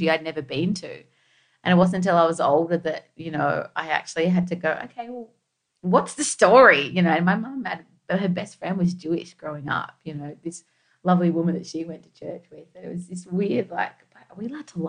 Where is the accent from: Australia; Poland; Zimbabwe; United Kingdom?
Australia; When you're second generation, and we grew up in Australia